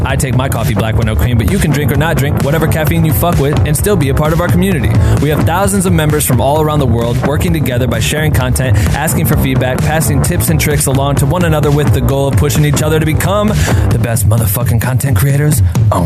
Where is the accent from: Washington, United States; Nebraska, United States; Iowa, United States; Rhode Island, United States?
Iowa, United States; I'm from Iowa